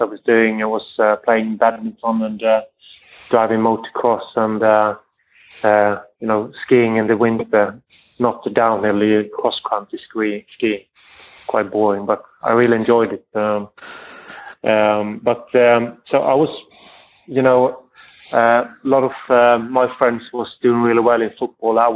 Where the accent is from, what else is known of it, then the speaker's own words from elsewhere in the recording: Sweden; moved away as an adult; also born or lived in France / England; I grew up with it in Sweden